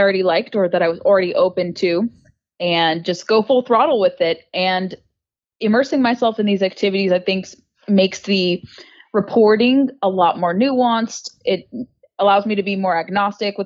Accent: Southern California, United States; moved away as an adult; now in Washington, D.C., United States; I grew up in Southern California, moved to the DC area about 10 years ago

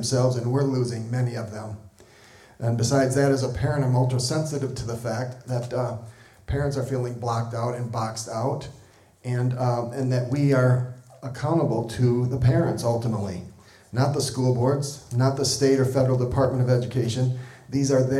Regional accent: southeastern Wisconsin, United States; moved away as an adult; also born or lived in St. Louis, Missouri; now in Cody, Wyoming, United States; grew up in southeastern Wisconsin

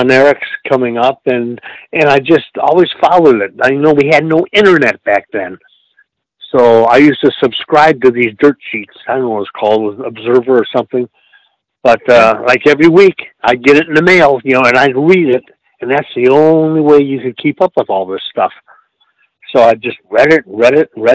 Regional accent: Detroit, Michigan, United States; moved away; also born or lived in Boca Raton, Florida / Columbus, Georgia; I was born and raised in Detroit

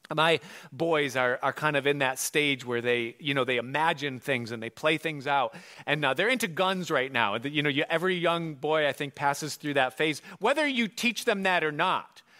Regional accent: Hilton, New York, United States; he takes the job and they move to Hilton, which is my hometown

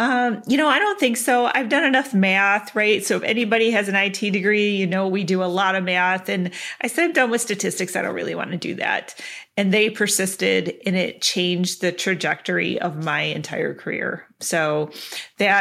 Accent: Clarkston, Michigan, United States; now in Wisconsin, United States; grew up in Clarkston

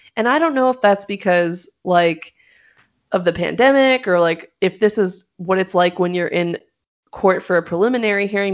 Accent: Los Angeles, California, United States; I'm from Los Angeles.

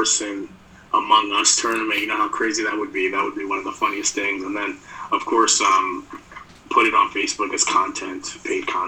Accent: New York City, New York, United States; growing up in New York City

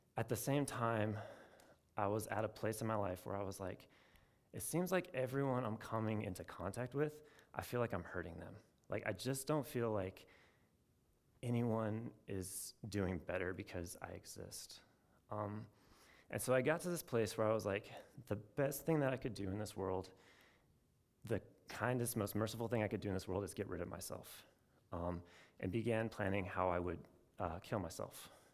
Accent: Portland, Oregon, United States; moved away as an adult; also born or lived in Chapel Hill, North Carolina; I'm from Portland, Oregon

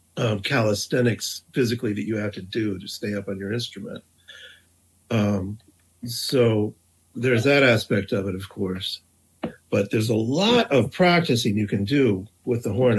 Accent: East Lansing, Michigan, United States; moved away as an adult; also born or lived in Rochester, New York; now in New York, United States; I grew up in East Lansing, Michigan.

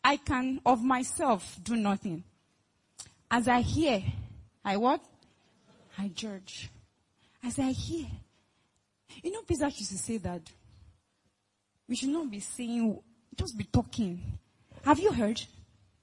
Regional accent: Lagos, Nigeria; I'm from Lagos

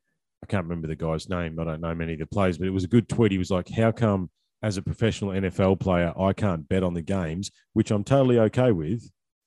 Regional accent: Australia; But as an Aussie, we don't, well, as an old school Aussie bloke, I don't worry about that stuff, right?

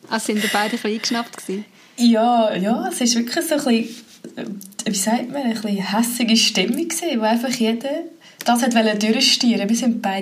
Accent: Switzerland; was man so klassisch macht als Schweizer

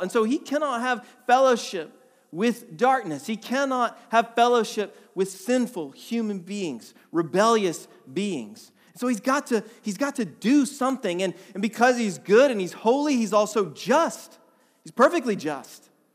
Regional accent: Atlanta, Georgia, United States; moved away as an adult; also born or lived in Vermont; we're from Atlanta originally. We moved to Vermont back in two thousand twelve

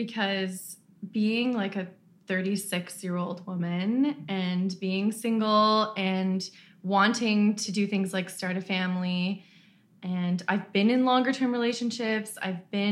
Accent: Ottawa, Ontario, Canada; I'm originally from Ottawa

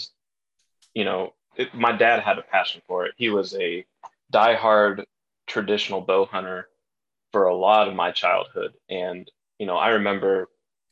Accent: Indiana, United States; I grew up in Indiana

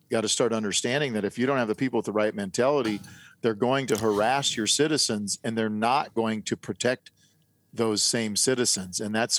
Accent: South Dakota, United States; now in Tennessee, United States; I grew up in South Dakota, so everybody there has a gun as well.

